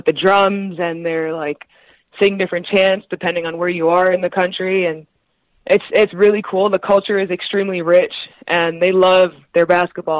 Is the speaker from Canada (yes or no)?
yes; Canada; also born or lived in Pittsburgh, United States / Italy; I was Canadian